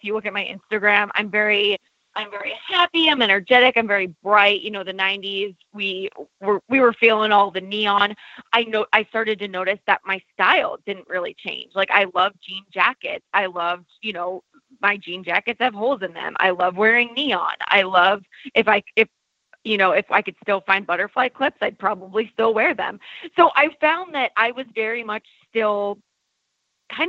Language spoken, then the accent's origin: English; New Hampshire, United States; now in Los Angeles, United States; from New Hampshire.